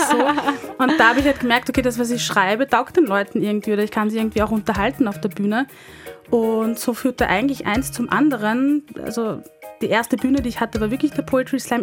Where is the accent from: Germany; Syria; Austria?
Austria; Linz, Upper Austria; moved away as an adult; now in Vienna, Austria; bin ähm, Wienerin, komme ursprünglich aus Oberösterreich, um genau zu sein aus Linz und lebe seit fünf Jahren in Wien